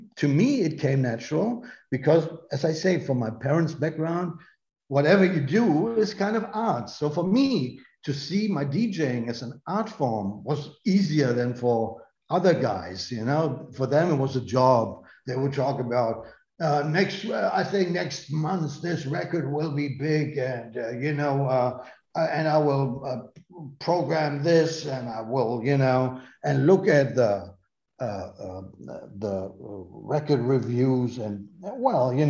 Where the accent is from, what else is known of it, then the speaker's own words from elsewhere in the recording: North Rhine-Westphalia, Germany; English is a second language; moved away; also born or lived in Berlin; I come from Westphalia.